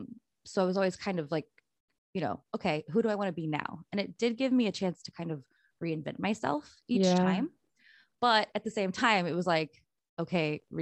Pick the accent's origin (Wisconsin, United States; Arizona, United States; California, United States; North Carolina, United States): North Carolina, United States; also born or lived in Illinois; I was born in North Carolina.